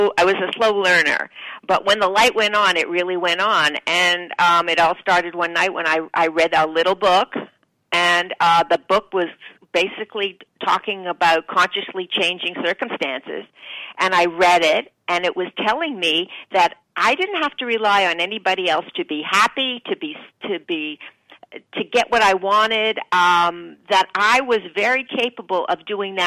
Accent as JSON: {"language": "English", "town": "Toronto", "region": "Ontario", "country": "Canada", "tie": "born or raised there", "also_born_or_lived": "New York", "moved": "as an adult", "said": "I was born in Toronto, grew up there, and when I was 19, I decided to get the hell out of Dodge, and I came to New York"}